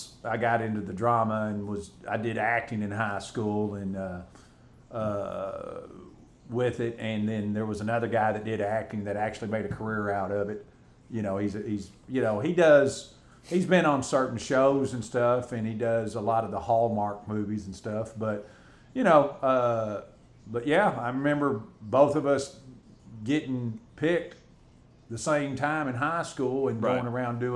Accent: Garland, Texas, United States; I said, "Well, I'm from Texas." He goes, "Really?" He goes, "Where?" And I'm like, "Well, Dallas area."

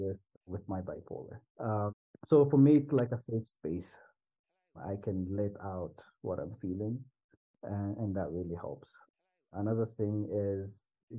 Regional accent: Swahili Coast, Kenya; I come from the Swahili coast in Kenya

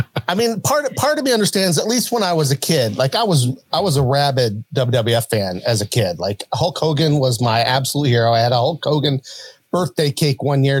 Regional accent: Huntington, West Virginia, United States; where I grew up in Huntington, West Virginia

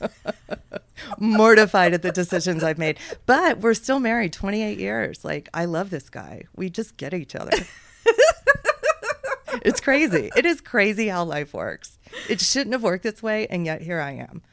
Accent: Houston, Texas, United States; So I grew up in Texas. Most of my life was spent growing up in Houston

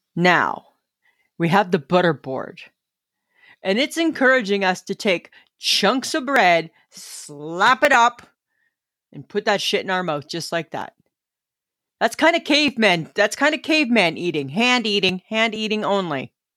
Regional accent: Ontario, Canada; when I was growing up in Little Stainer, Ontario

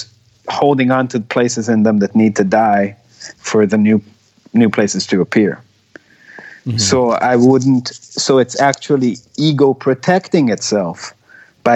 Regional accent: Israel; English is a second language; I speak Hebrew. I'm from Israel

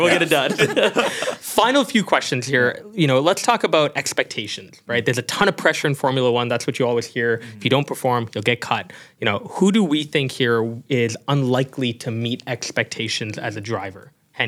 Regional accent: Canada; I'm Canadian.

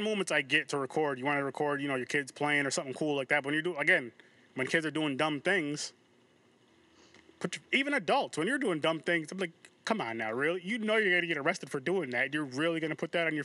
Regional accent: Albany, New York, United States; I'm from Albany, New York

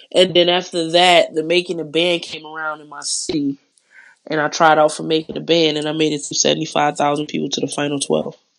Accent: Detroit, Michigan, United States; I'm from Detroit

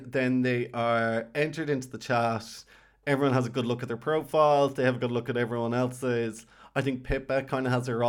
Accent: Ireland; We're Irish

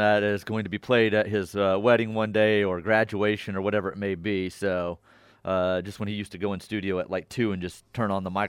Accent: Arlington, Texas, United States; moved away; I'm from Arlington.

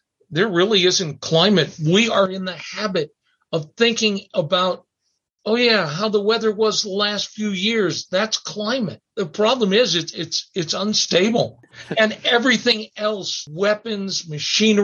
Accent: Dulce, New Mexico, United States; my hometown, Dulce

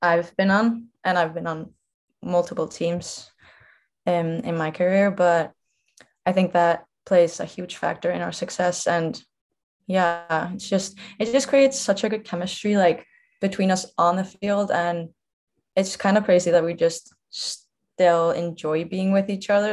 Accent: Iceland; moved away as an adult; also born or lived in Idaho; now in Savannah, United States; I'm from Iceland

